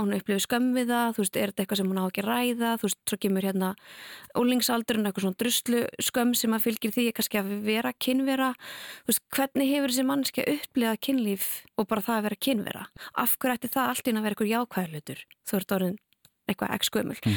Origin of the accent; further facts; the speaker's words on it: Canada; now in Iceland; ég er alveg upp í Kanada